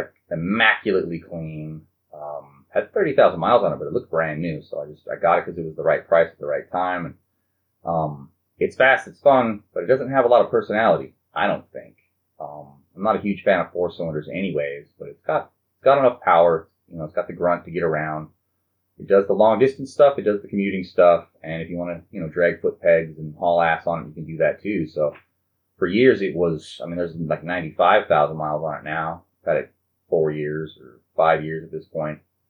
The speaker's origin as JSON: {"language": "English", "town": "Huntington Beach", "region": "California", "country": "United States", "said": "I'm from Huntington Beach"}